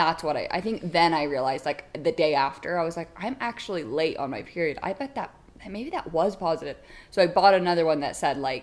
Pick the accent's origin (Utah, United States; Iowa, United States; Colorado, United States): Utah, United States; I'm from Utah